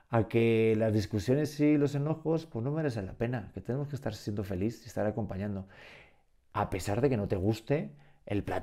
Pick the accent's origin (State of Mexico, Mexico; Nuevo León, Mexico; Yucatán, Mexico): Yucatán, Mexico; accent: Yucatecan; sí, exacto.